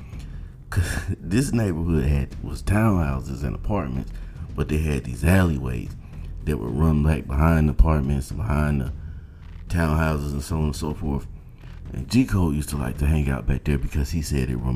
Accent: Georgia, United States; moved away; I'm from Georgia

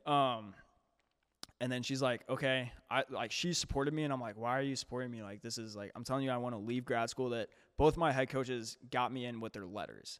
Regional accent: St. Louis, Missouri, United States; moved away as an adult; now in St. Charles, United States; I can't say I'm from Saint Louis anymore

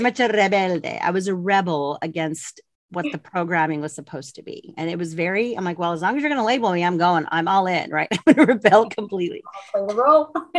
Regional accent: Colorado, United States; moved away as an adult; also born or lived in El Paso, Texas; I grew up in Colorado

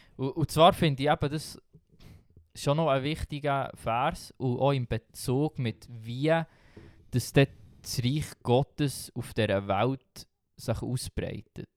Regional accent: Switzerland; als Schweizer oder als Westler

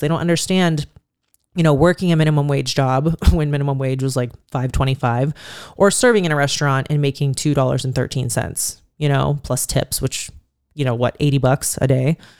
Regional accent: Youngstown, Ohio, United States; moved away as an adult; now in Las Vegas, United States; growing up in Youngstown

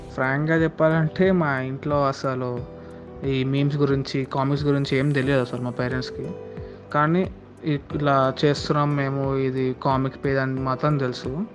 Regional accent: Hyderabad, Telangana, India; నేను Born and బాట హైదరాబాదే

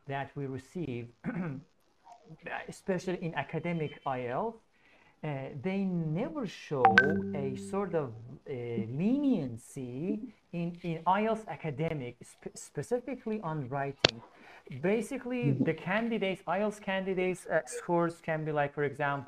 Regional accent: Iran; English is a second language; now in Istanbul, Turkey; I am from Iran.

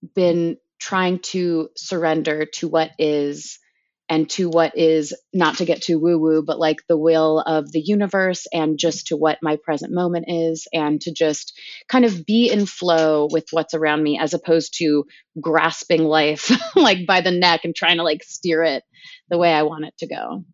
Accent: Palos Verdes, California, United States; moved away as an adult; growing up in Palos Verdes, which is, you know, forty-five minutes south of L

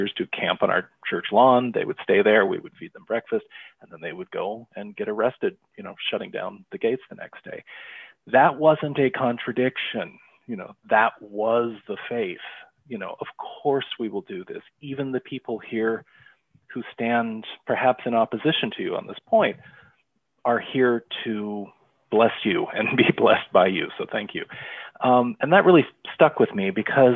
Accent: East Bay, California, United States; I grew up Methodist in the United Methodist Church in California in the East Bay

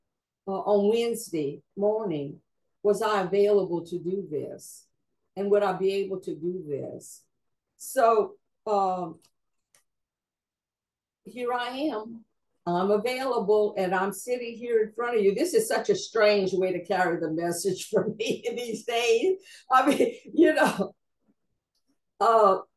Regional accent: South Louisiana, United States; accent: Cajun accent, Southern drawl; with my own Cajun accent and with this Southern drawl

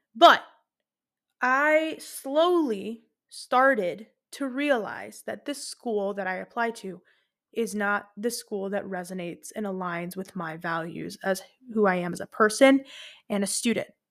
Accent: Lebanon; moved away; I went to Lebanon. I have family there. I'm from Lebanon

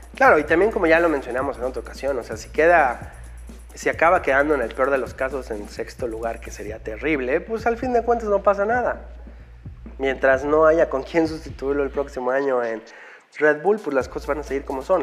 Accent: Mexico; como fans mexicanos

